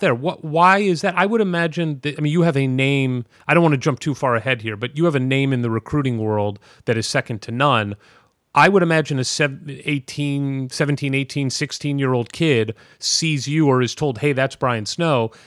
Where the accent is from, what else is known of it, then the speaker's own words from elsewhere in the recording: St. Louis, Missouri, United States; I'm a Saint Louis Cardinals fan. I grew up in Saint Louis